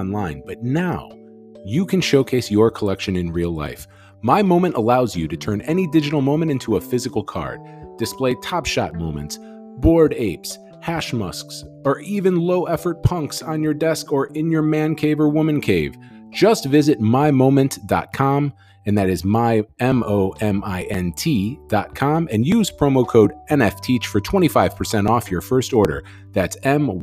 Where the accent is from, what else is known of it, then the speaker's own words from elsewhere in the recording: Chicago, Illinois, United States; I'm from Chicago